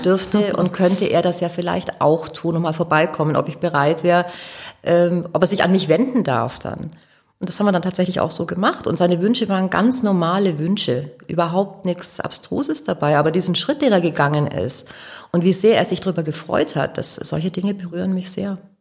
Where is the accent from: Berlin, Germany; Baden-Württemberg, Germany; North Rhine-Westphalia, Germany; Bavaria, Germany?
Bavaria, Germany; Augsburg; moved away as an adult; now in Hamburg, Germany; Ich komme aus Augsburg.